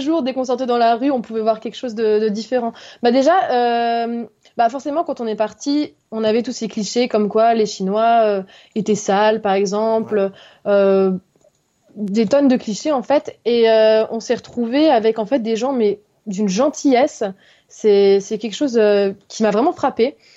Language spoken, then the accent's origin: French; Haute-Savoie, Auvergne-Rhône-Alpes, France; also born or lived in Lyon; je viens d'Haute-Savoie, en France, donc euh, pas loin de la Suisse et de l'Italie